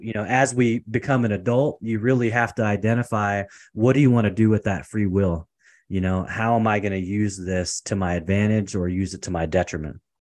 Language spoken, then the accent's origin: English; Portland, Oregon, United States; moved away as an adult; also born or lived in Seattle, Washington / California; I was born and raised in Portland, Oregon.